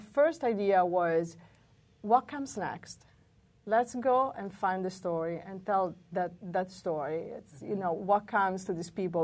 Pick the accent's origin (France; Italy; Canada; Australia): Italy; moved away as an adult; now in United States; we had lived in the United States for 15 years, but both were born and raised in Italy